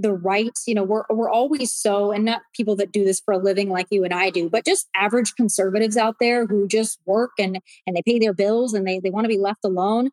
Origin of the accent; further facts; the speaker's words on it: South Dakota, United States; I'm from South Dakota. And growing up, nobody really cared about us